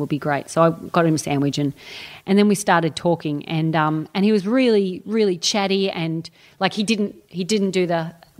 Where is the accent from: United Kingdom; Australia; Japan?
Australia; where I'm from, and you know, and he hadn't been there to Australia